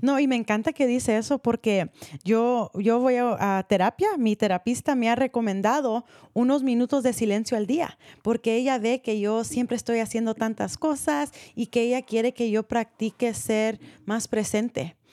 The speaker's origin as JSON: {"language": "Spanish", "area": "Marin County", "region": "California", "country": "United States", "tie": "born or raised there", "said": "nacida aquí"}